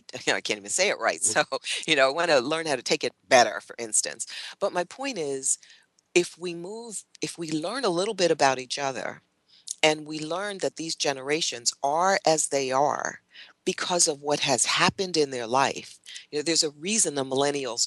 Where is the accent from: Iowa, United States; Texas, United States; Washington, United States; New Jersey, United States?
New Jersey, United States; moved away; I grew up in New Jersey